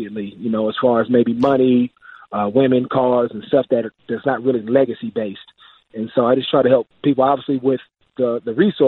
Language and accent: English; Oakland, California, United States; I'm from Oakland, California, inner city, grew up with a single parent.